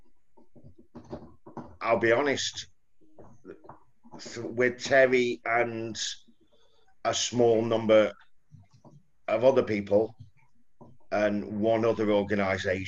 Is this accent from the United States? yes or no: no; Stoke-on-Trent, West Midlands, United Kingdom; also born or lived in Southampton; I was born in Bedstead in Fenton.